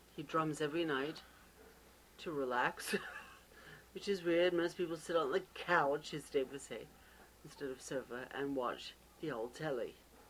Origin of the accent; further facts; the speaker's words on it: England, United Kingdom; I'm English after all.